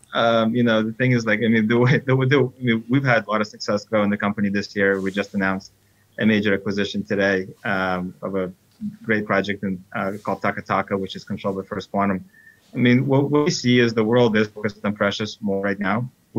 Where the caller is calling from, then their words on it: New York City, New York, United States; I'm calling in from New York City.